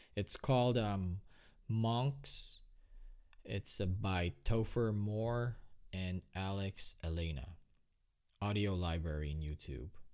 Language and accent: English; Philippines; moved away; growing up in the Philippines